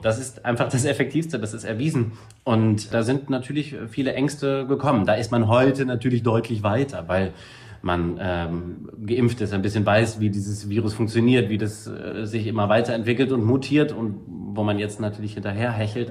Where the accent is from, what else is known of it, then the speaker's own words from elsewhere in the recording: Saarbrücken, Saarland, Germany; moved away; also born or lived in Völklingen; aufgewachsen bin ich dann in alten Kessel zwischen Völklingen und Saarbrücken